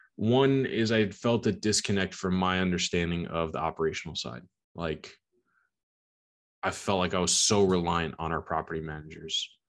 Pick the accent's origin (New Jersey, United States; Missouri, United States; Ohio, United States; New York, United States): New York, United States; Long Island; I am from Long Island, New York, born and raised